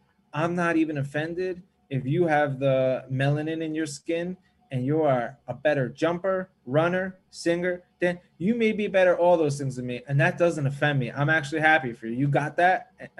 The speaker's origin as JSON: {"language": "English", "country": "United States", "tie": "born or raised there", "said": "I grew up in America. I went to public school."}